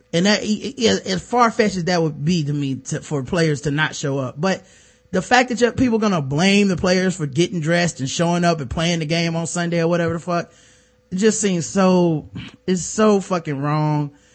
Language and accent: English; the South, United States; I'm from the South